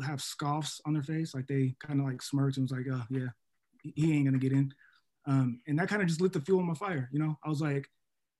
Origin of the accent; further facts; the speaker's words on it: Seattle, Washington, United States; moved away as an adult; also born or lived in New York; now in Ohio, United States; I'm originally from Seattle, Washington, made way to New York for a couple of years, and then came down to Ohio because of this opportunity